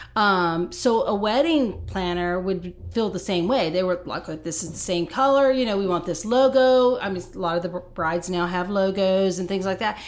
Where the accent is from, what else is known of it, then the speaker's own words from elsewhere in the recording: Texas, United States; moved away as an adult; now in Nashville, United States; I am a Texan, and so we are transplanted here about five years ago.